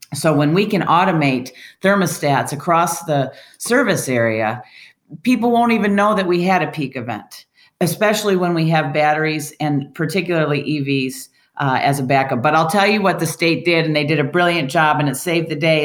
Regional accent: Michigan, United States; moved away as an adult; now in California, United States; I came here from Michigan, where I was CEO of CMS Energy. Uh, that was my hometown utility. My dad retired from that company

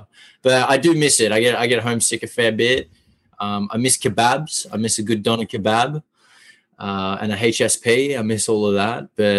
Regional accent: Melbourne, Victoria, Australia; moved away as an adult; also born or lived in Los Angeles; now in New York, United States; I grew up in Melbourne. And then I moved to L.A. originally. And then I came here very recently

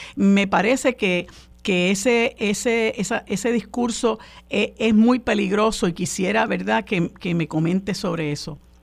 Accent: Puerto Rico; nuestro país

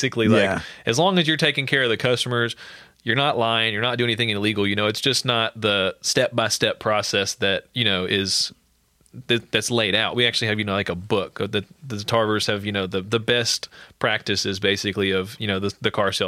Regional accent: Sulphur, United States; also born or lived in Colorado / Arizona / California; I'm from Sulphur.

